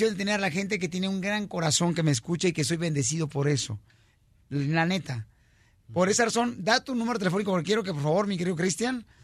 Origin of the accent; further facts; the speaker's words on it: Jalisco, Mexico; somos de Jalisco